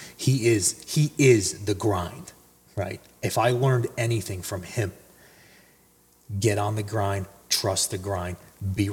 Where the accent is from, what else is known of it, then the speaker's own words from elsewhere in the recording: New Jersey, United States; also born or lived in Mahwah, New Jersey / Allendale, New Jersey; I'm from North Jersey